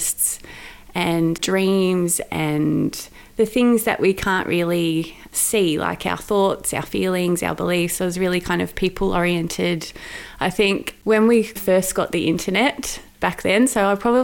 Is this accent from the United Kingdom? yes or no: no; Sydney, New South Wales, Australia; now in Melbourne, Australia; So I grew up in Sydney. I grew up in a beautiful part of Sydney with the Royal National Park.